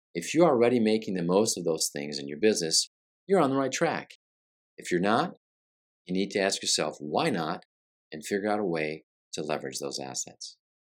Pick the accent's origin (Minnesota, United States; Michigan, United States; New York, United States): Michigan, United States; Flint; also born or lived in Brazil; now in Orlando area, Florida, United States; as a kid growing up in Flint, Michigan